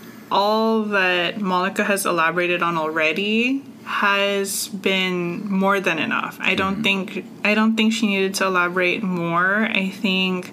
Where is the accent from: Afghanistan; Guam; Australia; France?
Guam; I was born and raised on Guam, which is the land of Chamorros